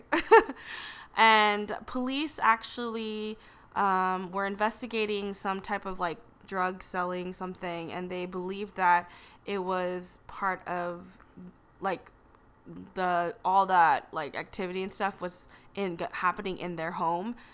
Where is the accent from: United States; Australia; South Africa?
United States; Los Angeles, California; we're from North Hollywood here in California